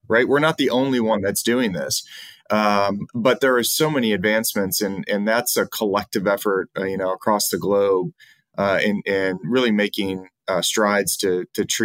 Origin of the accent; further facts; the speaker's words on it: Cleveland, Ohio, United States; moved away as an adult; now in Columbus, United States; I'm originally from Cleveland, but I've lived in Columbus for really off and on since 1996, when I attended undergraduate school here down at Ohio State